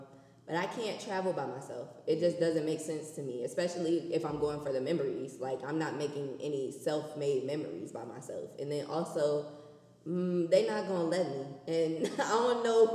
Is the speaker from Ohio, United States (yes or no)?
yes; Ohio, United States; I'm from Ohio